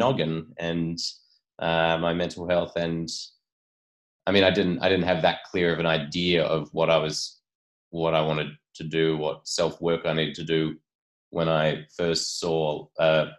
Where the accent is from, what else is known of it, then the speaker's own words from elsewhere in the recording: Port Macquarie, New South Wales, Australia; my hometown of Port Macquarie, mid-North Coast, New South Wales